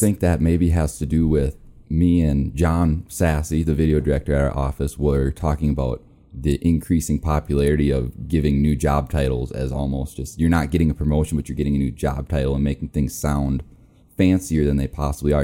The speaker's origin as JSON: {"language": "English", "region": "Minnesota", "country": "United States", "moved": "yes", "lives_now": "Rapid City, United States", "said": "I'm from Minnesota"}